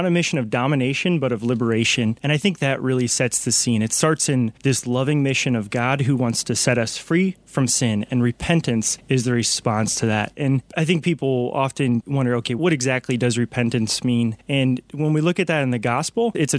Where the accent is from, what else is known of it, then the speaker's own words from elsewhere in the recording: North Carolina, United States; I am from North Carolina, so I hail from the Diocese of Raleigh